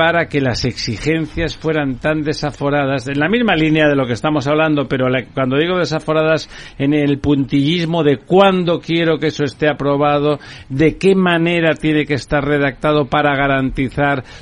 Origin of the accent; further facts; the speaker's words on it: Catalonia, Spain; yo soy catalán